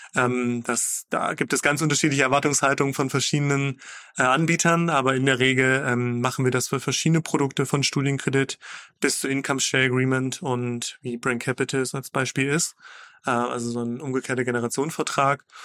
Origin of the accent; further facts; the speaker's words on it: Magdeburg, Saxony-Anhalt, Germany; ich komme aus Magdeburg